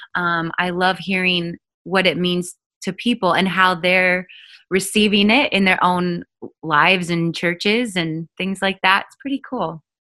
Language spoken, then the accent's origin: English; Oregon, United States; I grew up in Oregon